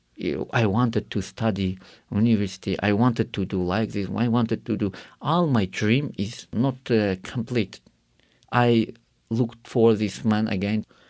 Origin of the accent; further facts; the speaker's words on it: Karakalpakstan, Uzbekistan; English is a second language; I grew up in Karakal, Pakistan, where it is, uh, one of Muslim country